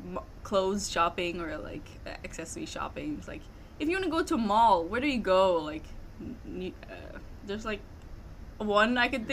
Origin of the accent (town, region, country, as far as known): Macau; now in United States